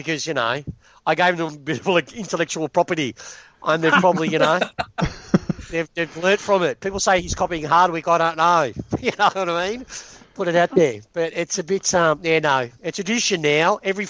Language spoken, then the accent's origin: English; Melbourne, Victoria, Australia; I'm from the western suburbs, well, northern suburbs. You know, I grew up in Broadie.